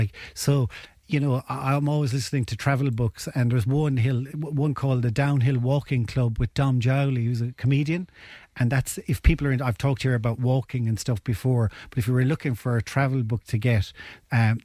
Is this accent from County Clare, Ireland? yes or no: yes; Ennis, County Clare, Ireland; I'm originally from Ennis